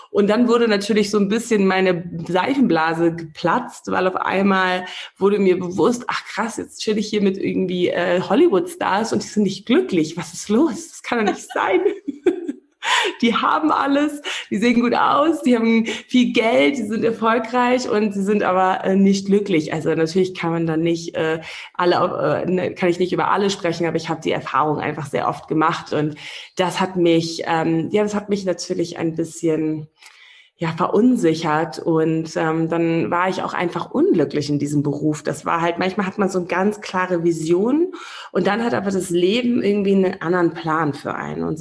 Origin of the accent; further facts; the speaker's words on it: Namibia; als ich hier groß geworden bin in Namibia, da habe ich so eher so die das, die große weite Welt durch die Filme kennengelernt